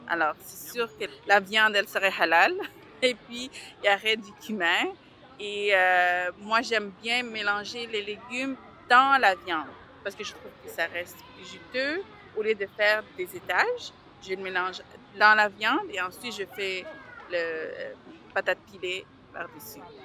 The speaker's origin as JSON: {"language": "French", "town": "Montreal", "region": "Quebec", "country": "Canada", "tie": "born or raised there", "also_born_or_lived": "Bangladesh", "said": "je suis d'origine du Bangladesh. Nous sommes arrivés avec ma mère le 16 novembre 1988 à Montréal directement de Bangladesh"}